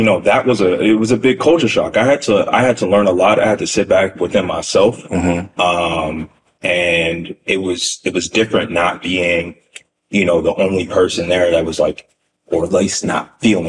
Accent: San Diego, California, United States; moved away as an adult; now in New York, United States; I grew up in San Diego my whole life

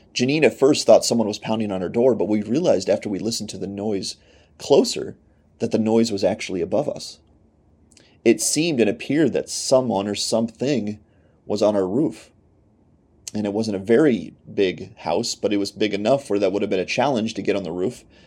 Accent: Pennsylvania, United States; moved away as an adult; also born or lived in Michigan; I am from Pennsylvania. We now live in Pennsylvania again with our family

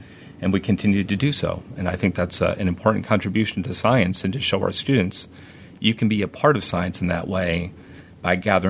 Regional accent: Schuylerville area near Saratoga Springs, New York, United States; moved away; I grew up on the Hudson River, a little further north, up near Saratoga Springs in a town called Safquins Falls.

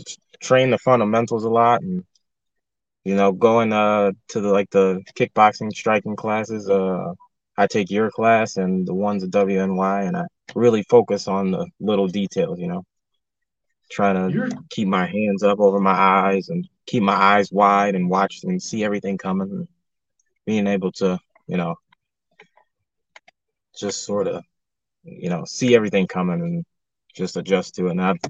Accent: Lackawanna, New York, United States; a main event at my hometown.

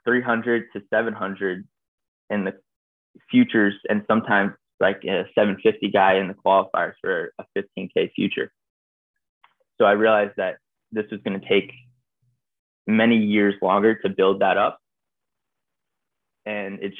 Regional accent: Bethesda, Maryland, United States; also born or lived in Washington, D.C.; So I grew up in Bethesda and then lived over in Capitol Hill, southeast.

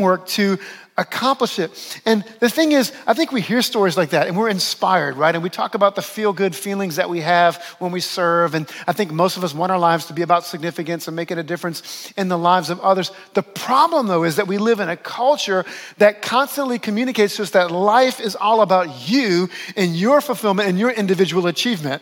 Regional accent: New Orleans, Louisiana, United States; moved away as an adult; also born or lived in Western New York; my hometown of New Orleans

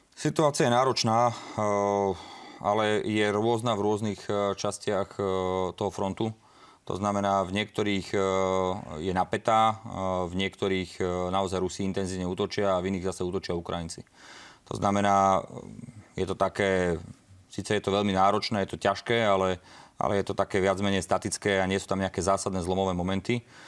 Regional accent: Slovakia; v našej krajine, na Slovensku

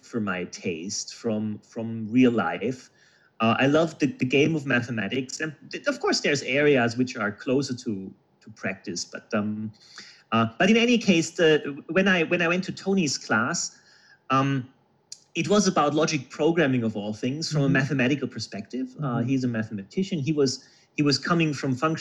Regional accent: Germany; I'm originally from Germany and born in Germany

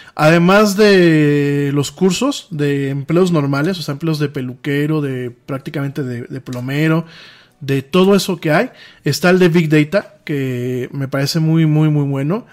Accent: Mexico; lo que pasa en mi país

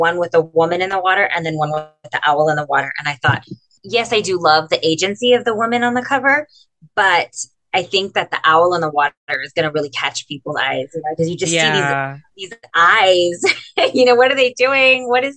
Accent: Imperial Valley, California, United States; now in San Diego, United States; where I grew up in the Imperial Valley, which is on the Mexicali border

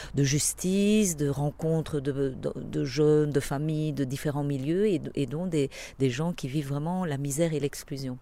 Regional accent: Belgium; je suis belge

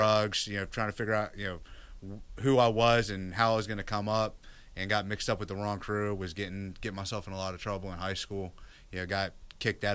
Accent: Northern Virginia, United States; born or raised there; now in Austin, United States

